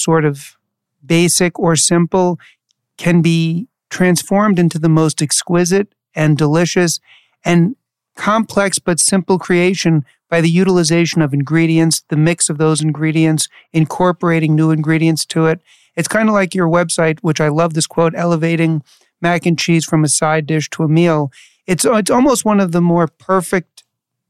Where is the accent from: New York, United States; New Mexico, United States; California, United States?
New York, United States; New York City; I grew up in New York City